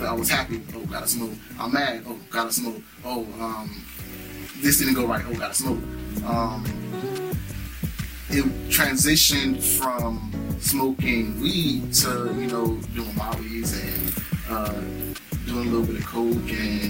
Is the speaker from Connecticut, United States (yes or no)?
no; Fort Lauderdale, Florida, United States; I'm from Fort Lauderdale, born and raised